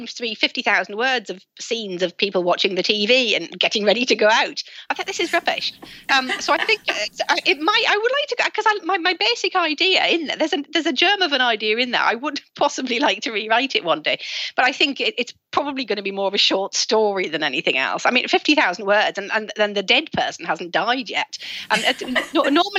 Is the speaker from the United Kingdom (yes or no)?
yes; Sunderland, North East England, United Kingdom; moved away; I'm from Sunderland originally